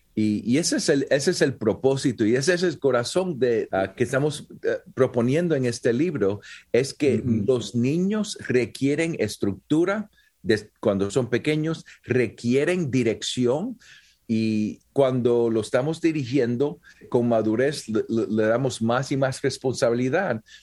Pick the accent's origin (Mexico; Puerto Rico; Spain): Puerto Rico; soy puertorriqueño y nací en Puerto Rico